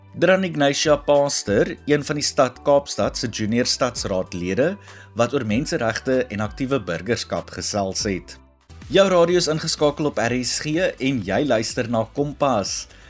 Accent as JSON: {"language": "Afrikaans", "country": "South Africa", "said": "Ons as Suid-Afrikaners"}